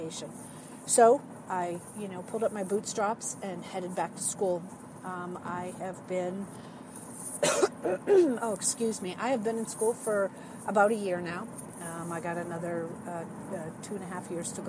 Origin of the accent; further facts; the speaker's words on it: New England, United States; accent: New England or Boston; now in Cincinnati, United States; I am originally from New England, so that's where we get the Wicked Good from, New England terms. You may hear, especially when I get excited about things, you may hear my New England or Boston accent come out